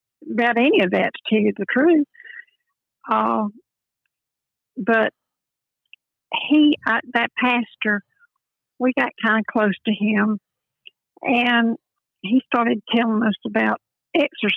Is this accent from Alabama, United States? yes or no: yes; Birmingham, Alabama, United States; also born or lived in Atlanta, Georgia; now in Greenville, United States; I'm actually from Birmingham, Alabama